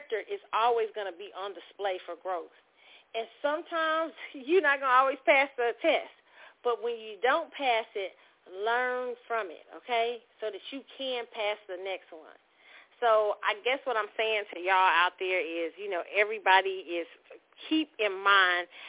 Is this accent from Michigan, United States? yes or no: no; Kansas City, Missouri, United States; Kansas City, my hometown